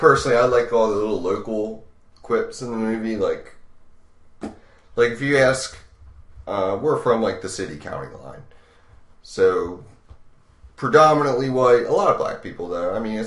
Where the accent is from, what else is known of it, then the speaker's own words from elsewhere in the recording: Baltimore, Maryland, United States; Because we're from Baltimore